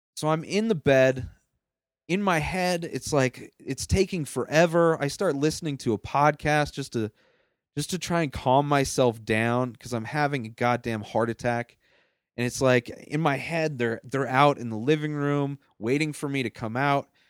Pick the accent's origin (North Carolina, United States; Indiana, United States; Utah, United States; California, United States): California, United States; Southern; moved away as an adult; also born or lived in San Diego; now in Denver, United States; I grew up in Southern California.